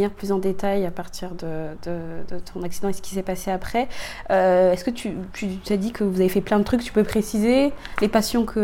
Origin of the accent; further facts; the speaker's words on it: Châtillon, Île-de-France, France; grandi à Châtillon, dans le sud de Paris.